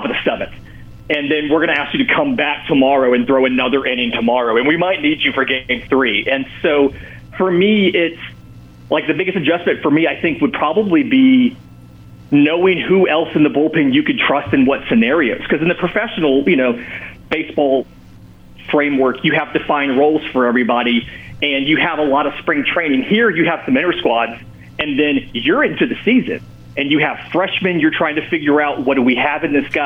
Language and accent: English; the South, United States; now in Auburn, United States; I grew up in the South in the age of the Superstation.